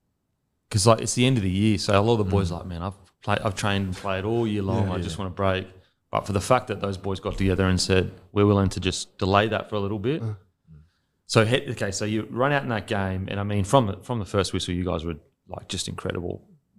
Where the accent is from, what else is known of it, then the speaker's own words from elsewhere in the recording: Australia; because I personally, as an Aussie, I think that, like, I very rarely see the Kiwis play as good as they can possibly play.